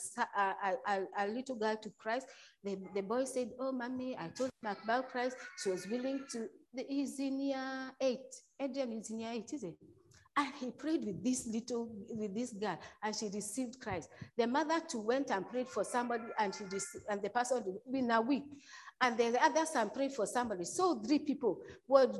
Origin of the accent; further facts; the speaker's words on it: Kenya; moved away; I come from Kenya